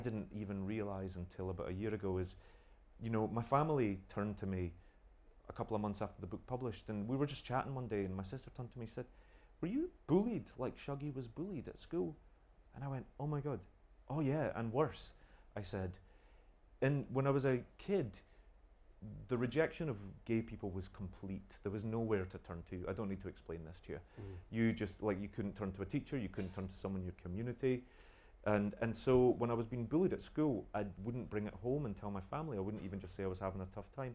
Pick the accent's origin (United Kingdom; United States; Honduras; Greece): United Kingdom; being British